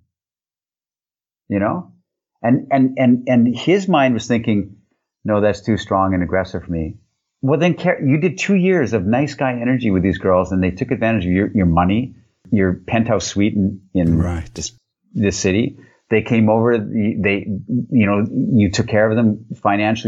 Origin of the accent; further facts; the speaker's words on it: Canada; I'm this Canadian dude